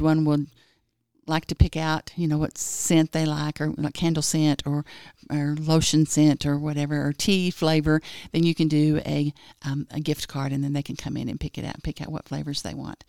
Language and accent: English; Springtown, Texas, United States; moved away as an adult; now in Lubbock, United States; originally I'm from Fort Worth. Well, it's a little town that's, like, west of Fort Worth called Springtown